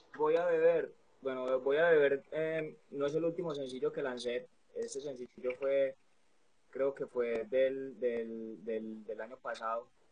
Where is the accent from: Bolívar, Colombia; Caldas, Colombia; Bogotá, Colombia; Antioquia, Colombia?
Antioquia, Colombia; Medellín; artista y productor urbano de Medellín, Colombia